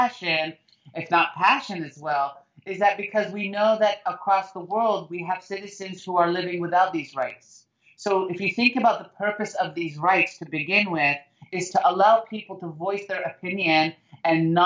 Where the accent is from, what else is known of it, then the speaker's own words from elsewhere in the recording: United States; I love being an American